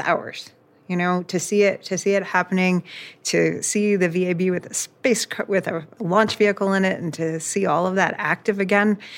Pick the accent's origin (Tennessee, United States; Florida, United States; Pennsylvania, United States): Florida, United States; just south of the Cape; I grew up in Florida, just south of the Cape, and I grew up in the Apollo era